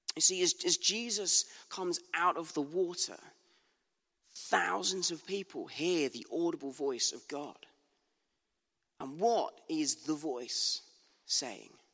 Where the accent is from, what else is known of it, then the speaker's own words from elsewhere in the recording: Bournemouth, South West England, United Kingdom; moved away; a very beautiful Bournemouth Beach in my hometown.